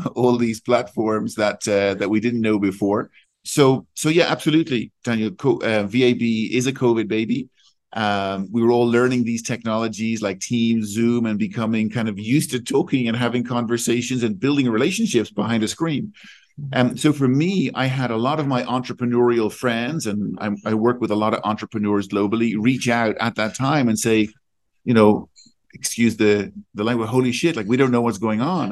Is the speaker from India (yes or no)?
no; Ireland; also born or lived in Switzerland; now in London, United Kingdom; I'm Irish. I live between London and Switzerland.